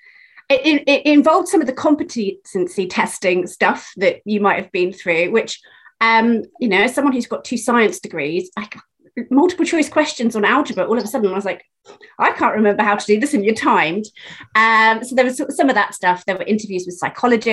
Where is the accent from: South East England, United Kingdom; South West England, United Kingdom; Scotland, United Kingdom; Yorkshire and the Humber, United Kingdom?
South West England, United Kingdom; Penzance; moved away as an adult; also born or lived in London; I was born in Penzance, which is the very end of the train line